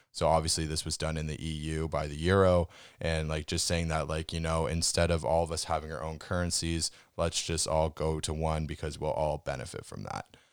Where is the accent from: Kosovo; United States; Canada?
Canada; we come from Canada where we have super tight and hard banking regulations